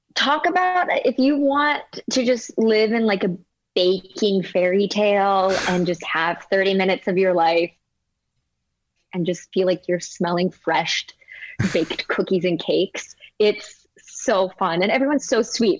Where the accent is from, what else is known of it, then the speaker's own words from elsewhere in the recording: Denver, Colorado, United States; also born or lived in Los Angeles, United States; now in New York, United States; I'm from Colorado.